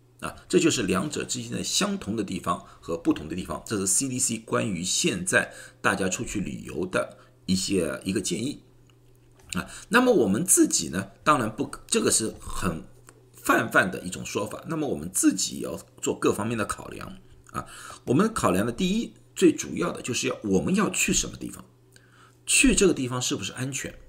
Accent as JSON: {"language": "Chinese", "country": "China", "said": "不管是哪个种族，包括我们中国人，再怎么小心的话，也很多人告诉我，真的很想带家人出去玩一玩了。"}